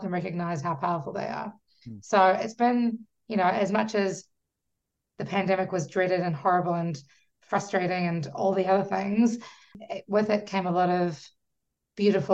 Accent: New Zealand; moved away as an adult; also born or lived in Fiji / Auckland, New Zealand; now in Washington, D.C., United States; I'm from New Zealand and Fiji.

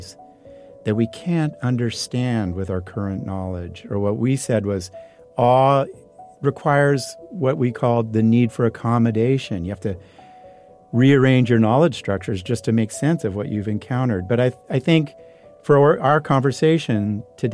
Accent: foothills of the Sierras, near Sacramento, California, United States; They moved to the country where it was cheaper. Mm-hmm. And we got an old beat-up Victorian, 5 acres.

